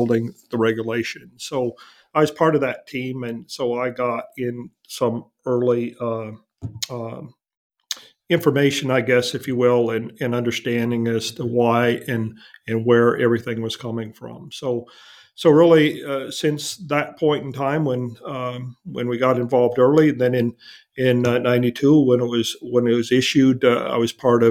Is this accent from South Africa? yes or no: no; Wisconsin, United States; now in Texas, United States; I was born and raised in Wisconsin, so I'm kind of used to the cold weather